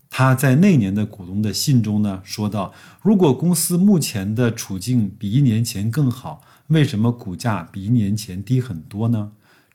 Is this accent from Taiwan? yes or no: no; China; 象征着我们中国人一年的开始